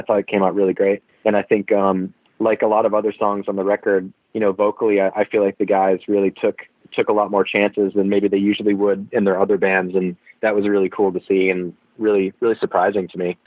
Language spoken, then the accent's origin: English; Massachusetts, United States; accent: Massachusetts speak; moved away; I find myself reverting to to Massachusetts speak often.